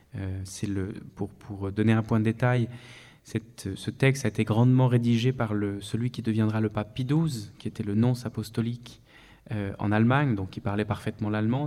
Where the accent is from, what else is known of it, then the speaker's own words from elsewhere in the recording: France; now in Vienna, Austria; je suis français euh, résident en Autriche, à Vienne